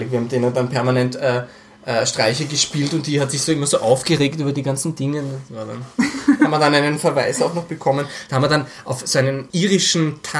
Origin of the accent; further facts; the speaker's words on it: Austria; ich bin zwar in Österreich aufgewachsen, aber ich habe überhaupt keine Beziehung zu Österreich.